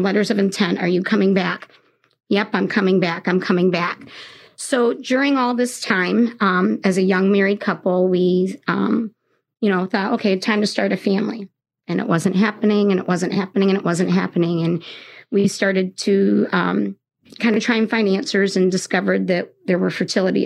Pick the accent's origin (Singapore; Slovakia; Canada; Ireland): Canada; Toronto, Ontario; also born or lived in England; now in South Bend, United States; I'm from Canada. I was born in Toronto, and I'm a dual citizenship between England and Canada